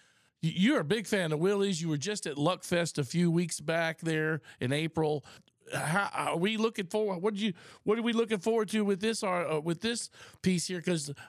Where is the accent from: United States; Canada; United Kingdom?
United States; Austin, Texas; and I'm from Austin